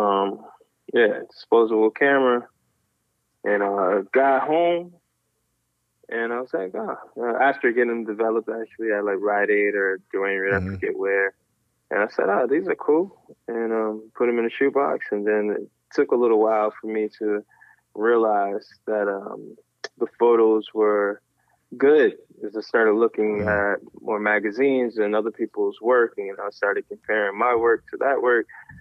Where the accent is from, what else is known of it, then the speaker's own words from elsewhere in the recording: Syracuse, New York, United States; moved away as an adult; also born or lived in Philadelphia; now in Jersey City, United States; born and raised in Syracuse, New York